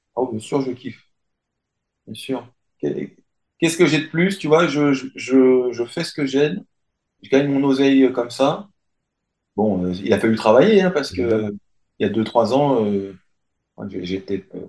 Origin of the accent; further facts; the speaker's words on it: France; je suis français